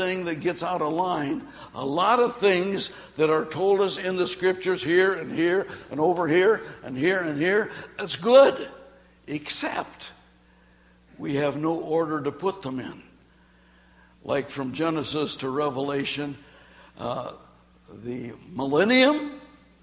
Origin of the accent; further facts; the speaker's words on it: Australia; I'm from Australia